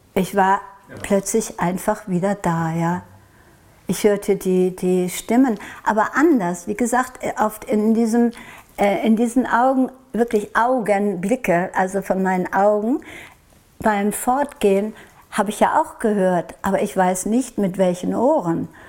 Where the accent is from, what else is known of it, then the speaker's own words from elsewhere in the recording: Norway; Und ich komme aus Norwegen